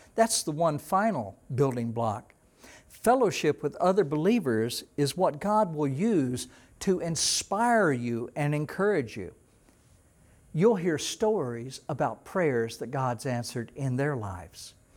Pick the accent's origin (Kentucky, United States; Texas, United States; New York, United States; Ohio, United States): Texas, United States; East; when I was a teenager in Texas, growing up in Texas, we had lakes all around the little town that I lived in, in East Texas